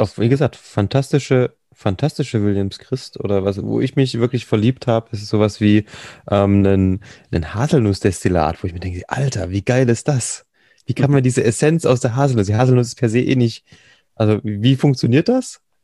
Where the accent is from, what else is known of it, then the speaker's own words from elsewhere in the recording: East Germany, Germany; ich bin typischer Ossi